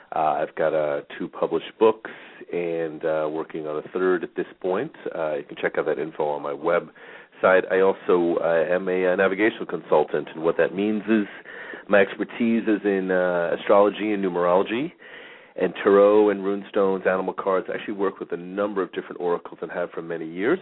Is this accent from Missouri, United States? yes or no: no; New York, United States; now in Phoenix, United States; I'm from New York